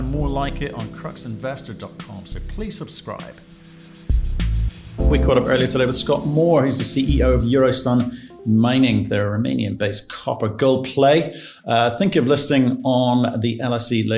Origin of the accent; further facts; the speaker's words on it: United Kingdom; As a Brit